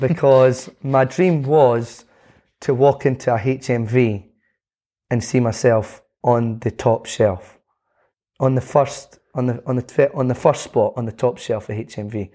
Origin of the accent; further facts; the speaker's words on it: Scotland, United Kingdom; being Scottish